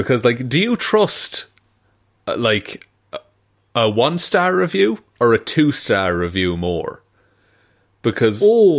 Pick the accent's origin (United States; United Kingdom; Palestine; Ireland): Ireland; my hometown, our Gaelic football team